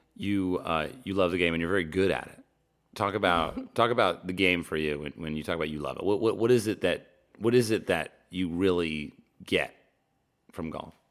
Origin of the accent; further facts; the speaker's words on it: New Jersey, United States; now in Los Angeles, United States; Growing up in New Jersey